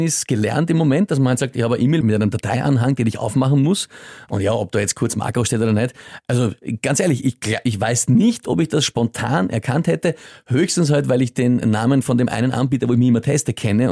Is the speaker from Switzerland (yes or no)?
no; Austria; als Österreicher